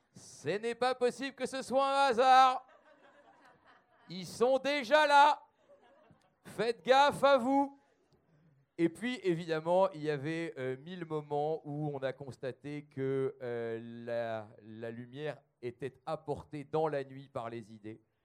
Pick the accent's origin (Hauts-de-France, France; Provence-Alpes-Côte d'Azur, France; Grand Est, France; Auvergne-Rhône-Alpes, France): Hauts-de-France, France; the North; moi aussi, je suis du Nord